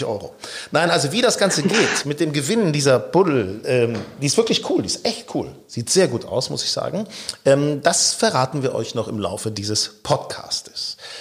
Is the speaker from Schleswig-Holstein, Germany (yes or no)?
no; Lower Saxony, Germany; ich bin ja gebürtig in Niedersachsen, Burgdorfer Golfclub